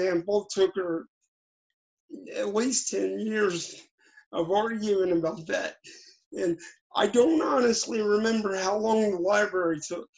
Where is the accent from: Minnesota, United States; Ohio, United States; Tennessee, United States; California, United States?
Ohio, United States; Cincinnati; I grew up in a little town in Cincinnati called Northside